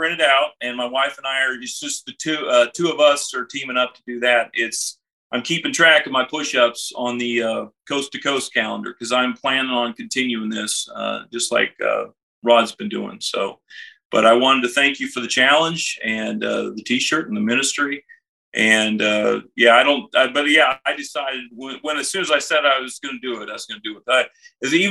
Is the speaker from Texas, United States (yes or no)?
yes; Denton, Texas, United States; I'm from Denton, Texas, North Texas